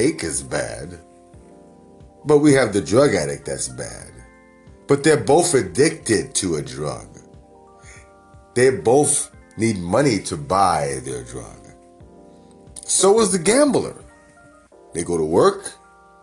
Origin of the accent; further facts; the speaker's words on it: New York, United States; now in Northern California, United States; Growing up in New York